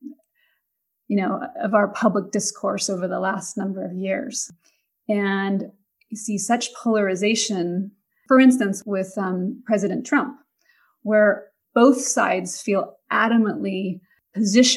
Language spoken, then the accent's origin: English; Pacific Northwest, United States; moved away; my upbringing, growing up in the Pacific Northwest